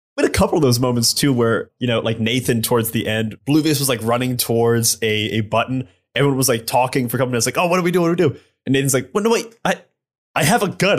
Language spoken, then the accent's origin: English; Ohio, United States; I'm from Ohio